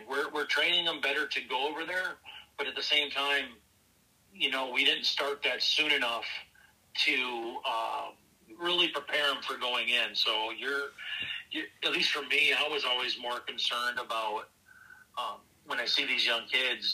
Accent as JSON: {"language": "English", "town": "Minneapolis", "region": "Minnesota", "country": "United States", "tie": "born or raised there", "also_born_or_lived": "Lino Lakes, Minnesota", "said": "born and raised in Northeast Minneapolis"}